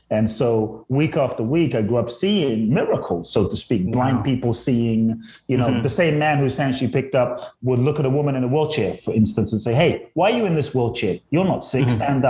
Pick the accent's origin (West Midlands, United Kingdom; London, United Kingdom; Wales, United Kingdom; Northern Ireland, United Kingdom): London, United Kingdom; moved away as an adult; also born or lived in Ghana / Tulum, Mexico; now in United States; I grew up I grew up in South London. And so I grew up in a place called Peckham and Brixton.